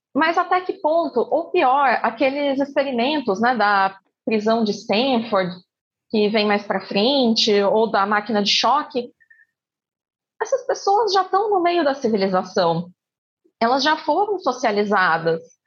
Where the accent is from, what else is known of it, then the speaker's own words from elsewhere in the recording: Campinas, São Paulo, Brazil; sou de Campinas, interior de São Paulo